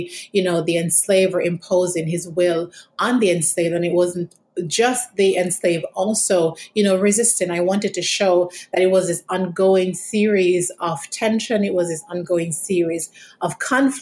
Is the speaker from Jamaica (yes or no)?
yes; Jamaica; moved away; I'm from Jamaica. And in many respects, my experiences growing up in Jamaica